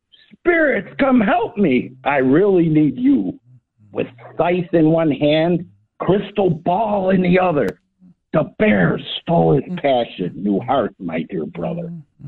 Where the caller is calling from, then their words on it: Ingleside, Illinois, United States; Calling from Ingleside, Illinois, the lovely Long Lake.